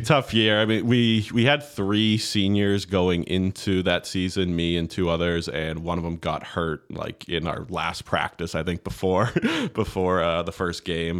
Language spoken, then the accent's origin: English; Plainville, Massachusetts, United States; now in Nantucket, United States; I grew up in, uh, Plainville, Mass, um, small town right on the border with Rhode Island